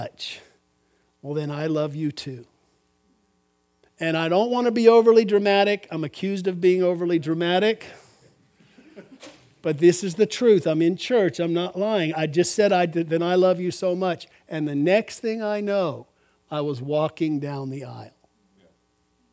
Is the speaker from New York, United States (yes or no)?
no; Albuquerque, New Mexico, United States; I grew up in Albuquerque, New Mexico.